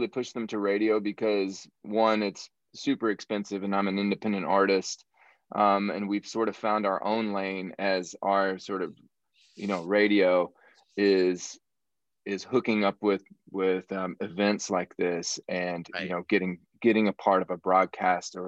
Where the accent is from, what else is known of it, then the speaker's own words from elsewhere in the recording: southern Illinois, United States; moved away as an adult; also born or lived in Kentucky; now in Nashville, United States; I'm from Illinois originally. I'm from the southern part of Illinois. Like, I grew up out in the country, very rural area.